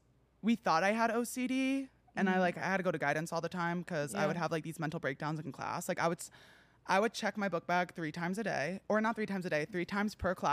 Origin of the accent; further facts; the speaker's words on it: New Jersey, United States; now in Los Angeles, United States; I'm New Jersey.